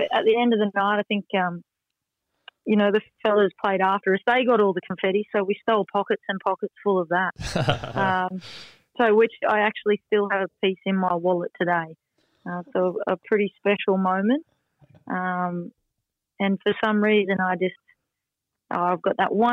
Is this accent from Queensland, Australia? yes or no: yes; Queensland, Australia; born or raised there; moved away as an adult; also born or lived in Sunshine Coast, Australia; now in Leeds, United Kingdom